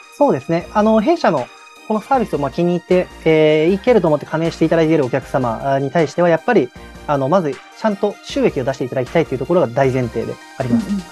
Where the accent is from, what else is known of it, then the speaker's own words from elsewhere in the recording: Nagoya, Aichi, Japan; moved away as an adult; also born or lived in Tokyo; 私は、まあ、あの、高校までずっと名古屋に、えー、住んでいて、でまあ、大学を機に上京して